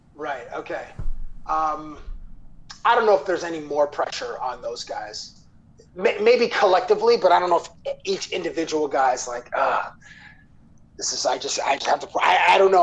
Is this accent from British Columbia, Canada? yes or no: no; Toronto, Ontario, Canada; born and raised in Toronto